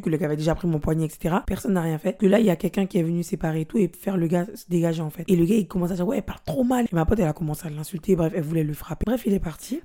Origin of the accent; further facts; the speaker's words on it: French Guiana; on a été élevés en Guyane